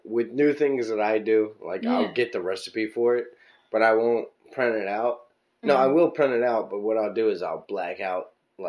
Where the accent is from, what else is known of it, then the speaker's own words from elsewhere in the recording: Baltimore, Maryland, United States; also born or lived in Pompano Beach, Florida; I'm from Baltimore.